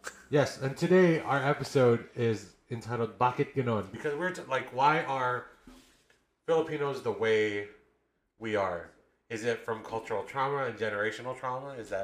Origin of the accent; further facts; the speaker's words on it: Los Angeles, California, United States; we're millennials. We're also from LA, like California. That's a different culture, right? There's so many cultural intersections that we have to deal with.